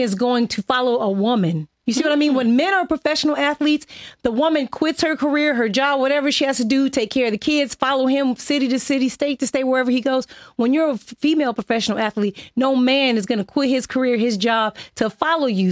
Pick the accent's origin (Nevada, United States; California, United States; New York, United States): California, United States; Inglewood; I'm from Inglewood, California